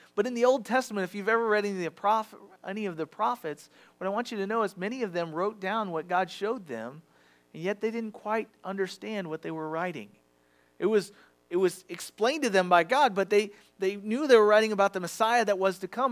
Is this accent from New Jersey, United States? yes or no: no; Farmington, Missouri, United States; I was raised in Farmington, so I went to the Farmington schools